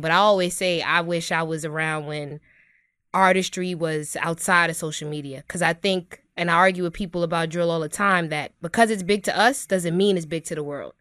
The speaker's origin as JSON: {"language": "English", "town": "New York City", "region": "New York", "country": "United States", "tie": "born or raised there", "said": "I'm from Brooklyn, New York, born and raised, best city on earth"}